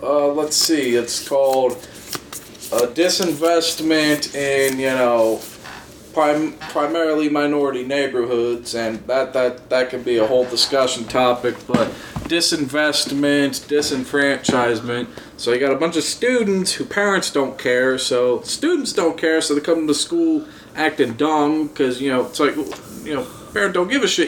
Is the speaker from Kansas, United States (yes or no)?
yes; Kansas City, Kansas, United States; born or raised there